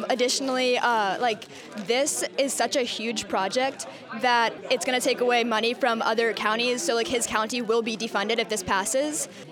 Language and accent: English; Portland, Oregon, United States; growing up in Portland